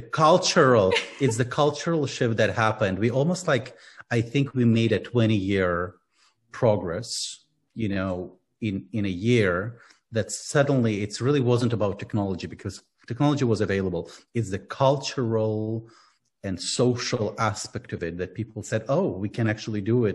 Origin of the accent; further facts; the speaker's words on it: Ukraine; Yeah, I'm from Ukraine. I was born and grew up in Ukraine.